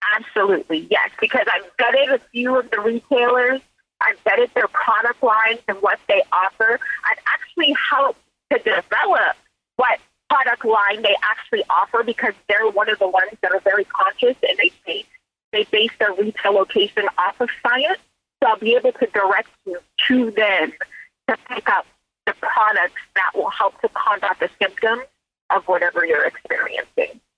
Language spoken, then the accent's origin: English; Silicon Valley, California, United States; also born or lived in Mississippi; I grew up in California in the Silicon Valley